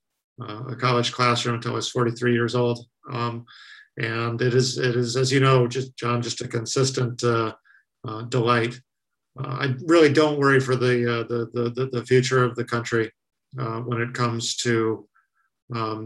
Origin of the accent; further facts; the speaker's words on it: Arizona, United States; my home state of Arizona